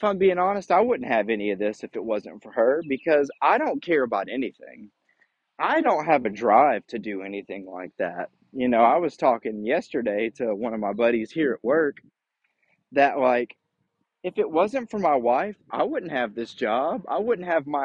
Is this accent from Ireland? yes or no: no; United States; I was born in the United States